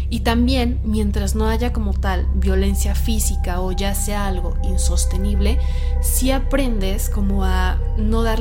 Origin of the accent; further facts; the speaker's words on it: Tala, Jalisco, Mexico; Soy de Tala, Jalisco, México.